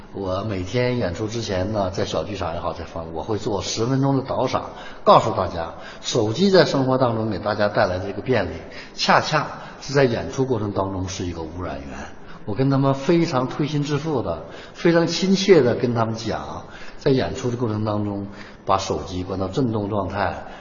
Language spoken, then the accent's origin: Chinese; China; 我们中国人家喻户晓的小提琴家盛中国